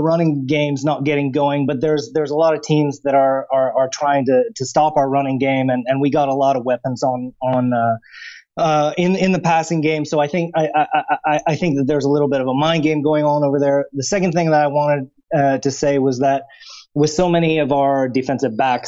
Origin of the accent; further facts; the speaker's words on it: United States; now in Warsaw, Poland; I'm an American